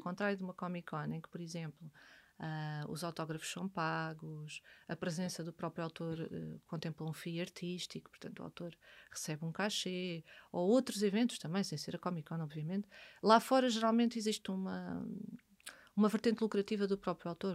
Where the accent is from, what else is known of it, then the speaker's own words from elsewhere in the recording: Amadora, Lisbon, Portugal; nasci na Amadora e vivi na Amadora